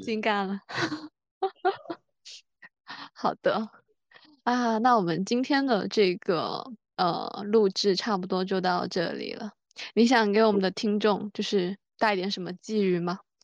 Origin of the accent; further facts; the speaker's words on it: Guangdong, China; 就我们长大的地方。太其实好蛮了宜居的，又有海，又有很多好吃的